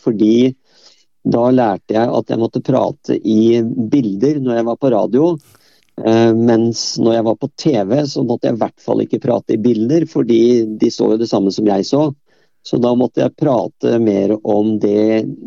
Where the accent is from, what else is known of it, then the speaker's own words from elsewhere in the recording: Bærum, Akershus, Norway; selv om jeg kom fra Bærum, så kom jeg fra et typisk sånn eh, arbeiderstrøk.